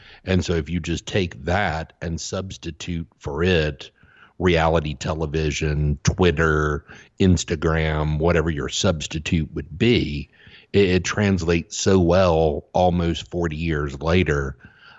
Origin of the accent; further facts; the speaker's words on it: Southeast, United States; I grew up in the Southeast. I was a, you know, football and baseball kid, and that's what I played